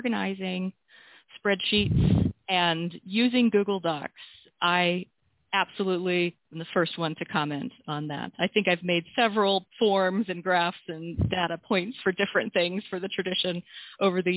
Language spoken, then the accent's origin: English; North Alabama, United States; I am from North Alabama, and I am married, have two kids